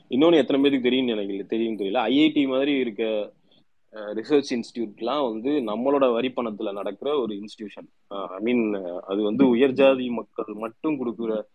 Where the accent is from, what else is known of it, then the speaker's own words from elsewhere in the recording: Tamil Nadu, India; நம்ம தமிழ்நாட்டுல